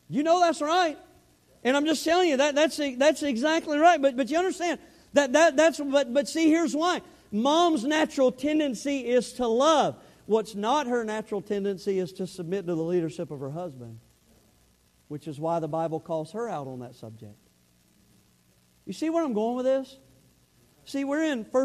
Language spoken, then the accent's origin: English; the South, United States; accent: southern; I had my southern accent